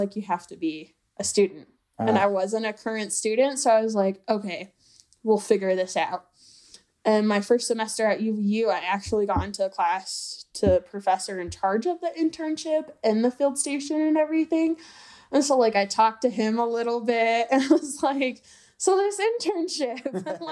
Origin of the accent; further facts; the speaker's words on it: St. George, Utah, United States; moved away; growing up in St. George with the red rocks